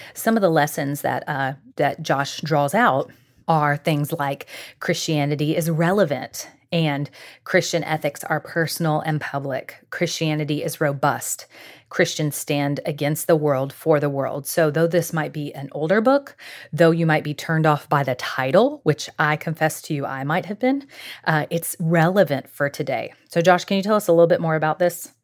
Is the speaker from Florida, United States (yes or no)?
yes; Jacksonville, Florida, United States; I grew up in Jacksonville, Florida